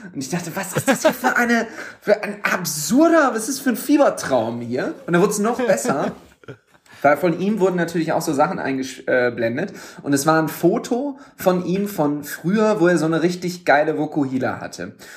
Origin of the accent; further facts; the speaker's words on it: Düsseldorf, North Rhine-Westphalia, Germany; ich bin ja gebürtiger Düsseldorfer